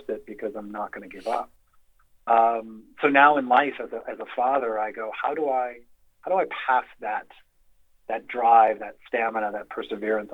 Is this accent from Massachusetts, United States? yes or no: yes; Massachusetts, United States; accent: Massachusetts townie accent; moved away; growing up in Massachusetts